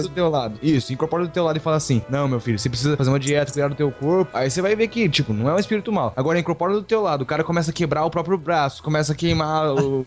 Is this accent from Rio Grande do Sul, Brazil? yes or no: no; Três Lagoas, Mato Grosso do Sul, Brazil; now in São José do Rio Preto, Brazil; eu sou de Três Lagoas, e aí o povo ficou lá e eu vim pra cá, pra Rio Preto